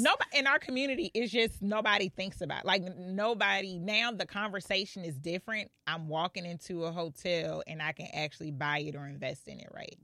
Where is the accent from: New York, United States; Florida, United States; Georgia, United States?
Georgia, United States; Clayton County; also born or lived in Philadelphia, Pennsylvania; I was actually raised in Clayton County